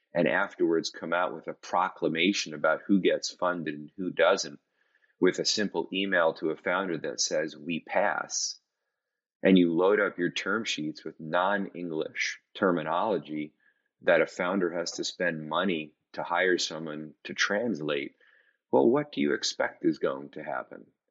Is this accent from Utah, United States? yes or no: no; Cleveland, Ohio, United States; also born or lived in Washington, D.C. / New York City / Hong Kong / Singapore; now in Nashville, United States; I grew up in Cleveland, Ohio